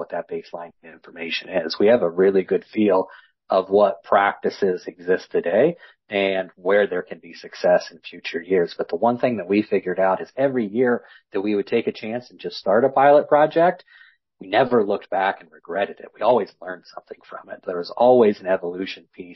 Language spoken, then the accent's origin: English; West Central Illinois, United States; I grew up in West Central Illinois, row crop, livestock farming